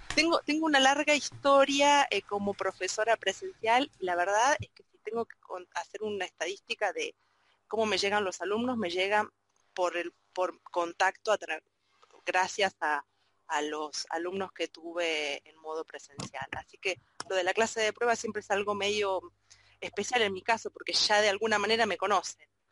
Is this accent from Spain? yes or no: no; Argentina; yo también soy argentina